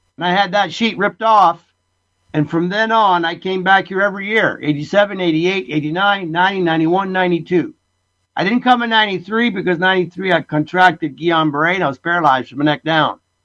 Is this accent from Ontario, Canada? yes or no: yes; Essex County, Ontario, Canada; born or raised there; moved away as an adult; also born or lived in Italy; now in British Columbia, Canada